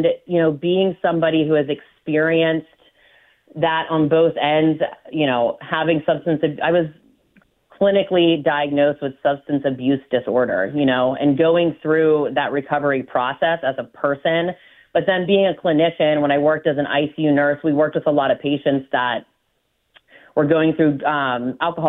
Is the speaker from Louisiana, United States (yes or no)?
no; McCandless, Pennsylvania, United States; I grew up in McCandless Township